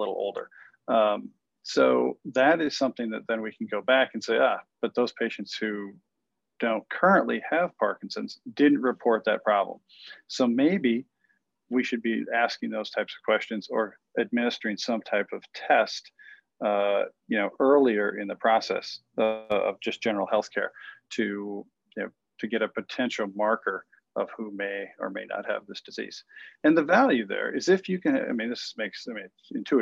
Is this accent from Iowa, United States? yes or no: yes; Iowa, United States; moved away; I'm originally from Iowa, right? A small town